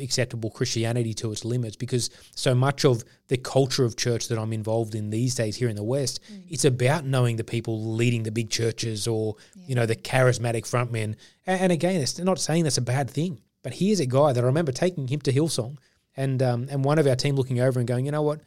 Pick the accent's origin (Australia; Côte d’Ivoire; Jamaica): Australia; also born or lived in India; I was adopted, and so I grew up in Australia